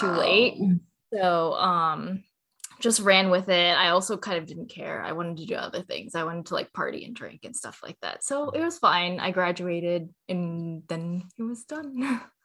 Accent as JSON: {"language": "English", "town": "Cerritos", "region": "California", "country": "United States", "tie": "born or raised there", "said": "I grew up in California in a city called Cerritos"}